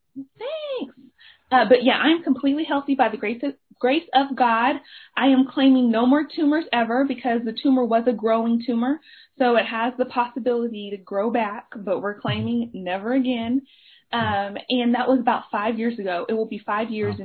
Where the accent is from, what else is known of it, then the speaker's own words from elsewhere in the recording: Dallas, Texas, United States; I am a member of Oak Cliff Bible Fellowship. That is where I grew up. I, like I was raised in Oak CBF